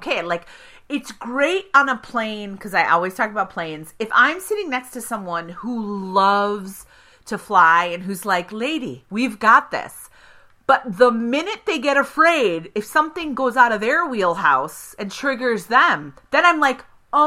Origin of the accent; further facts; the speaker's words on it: Evanston, Illinois, United States; I'm from Evanston